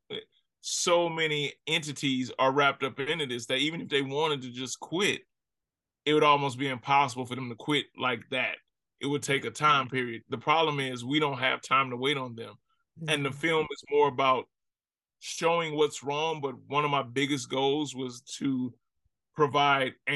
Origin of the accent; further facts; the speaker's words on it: Ferguson, Missouri, United States; also born or lived in Miami; growing up in Ferguson, growing up in America